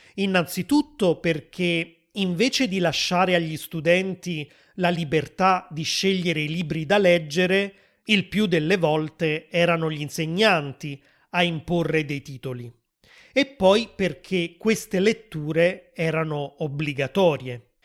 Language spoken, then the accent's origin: Italian; Southern Italy, Italy; sono nato nel sud dell'Italia